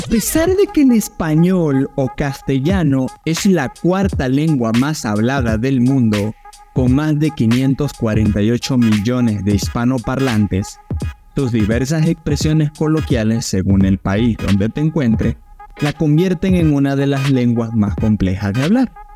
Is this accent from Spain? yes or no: no; Maracaibo, Zulia, Venezuela; es el estado de donde Christopher y yo venimos